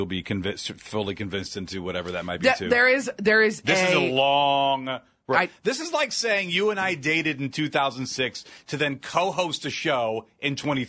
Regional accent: Akron, Ohio, United States; moved away; I'm from Akron, the city.

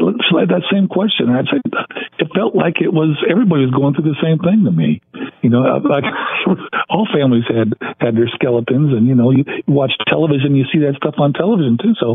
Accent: Ontario, California, United States; the house I grew up in Ontario

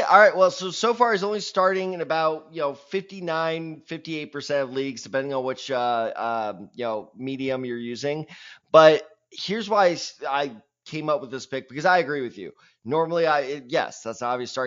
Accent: Missouri, United States; I am from Missouri.

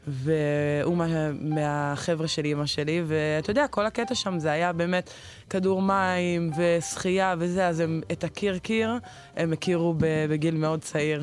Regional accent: Mikhmoret, Central District, Israel; moved away as an adult; now in Shavei Zion, Israel; אני בסך הכל גדלתי במכמורת

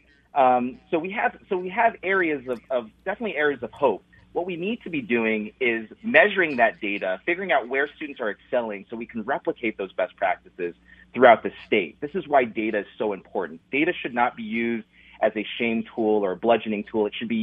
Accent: Washington, United States; now in Minnesota, United States; I'm originally from Washington State

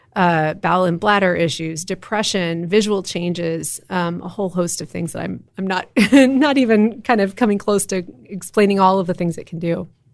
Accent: Austin, Texas, United States; also born or lived in Western Massachusetts / Cincinnati; I grew up in Austin. I'm a seventh generation Texan

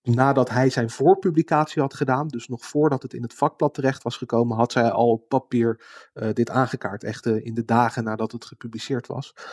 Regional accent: Netherlands; als Nederlander

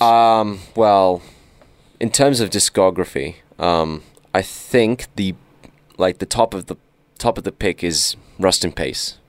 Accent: Australia; We're Australian

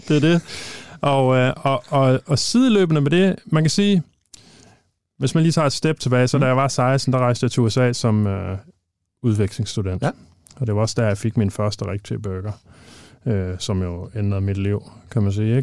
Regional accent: Thy, just outside Thisted, North Denmark Region, Denmark; moved away; jeg er fra Thy, født og opvokset i, øh, lige uden for Tisted

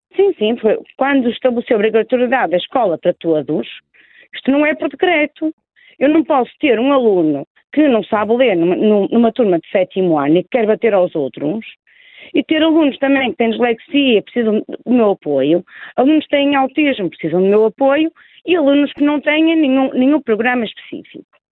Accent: Porto, Norte, Portugal; accent: Porto; moved away as an adult; now in Lisbon, Portugal; Eu sou, sou, do Porto, como revela o meu sotaque, eu estive aqui em Lisboa, eu há 17 anos vim residir para Lisboa

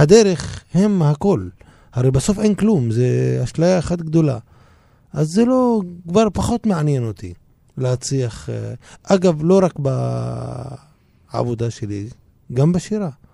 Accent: Israel; אני ישראלי מצד אחד מבחינה אזרחית, ומצד שני מבחינה תרבותית פלסטיני לכל דבר

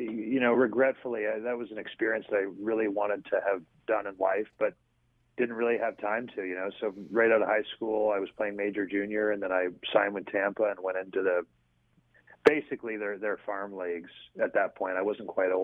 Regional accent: Collingwood, Ontario, Canada; moved away as an adult; also born or lived in Toronto, Canada; now in Biloxi, United States; my hometown, which was in Collingwood, Ontario

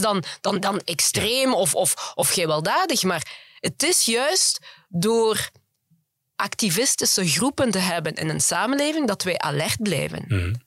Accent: Flanders, Belgium; also born or lived in Congo; want ik ben vooral in Vlaanderen opgegroeid. Ik ben ook in Vlaanderen naar school gegaan.

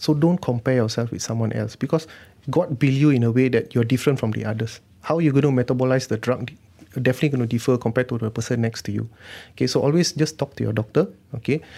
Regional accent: Malaysia; being Malaysian, we take a lot of herbal stuff

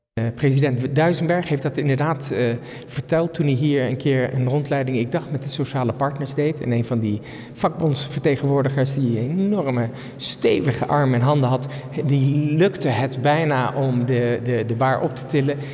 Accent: Netherlands; we als Nederlanders

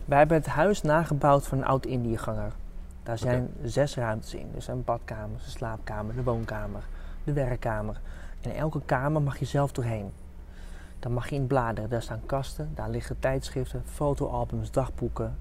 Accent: Amsterdam, North Holland, Netherlands; Ik kom uit Amsterdam

